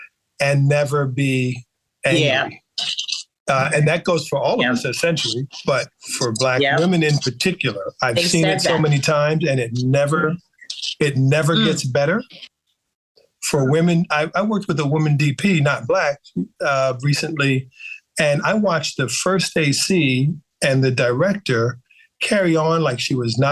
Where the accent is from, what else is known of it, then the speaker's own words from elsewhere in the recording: U.S. Virgin Islands; moved away; I grew up in the Caribbean mostly, so Black people at every level, you know, in St. Thomas, VI